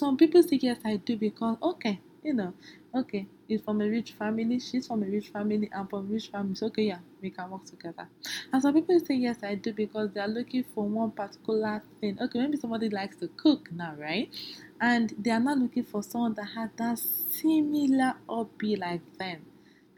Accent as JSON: {"language": "English", "country": "Nigeria", "said": "I'm from Nigeria"}